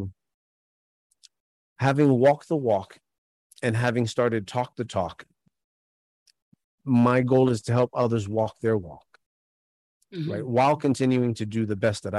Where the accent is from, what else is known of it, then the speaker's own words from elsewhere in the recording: New York City, New York, United States; I grew up in New York City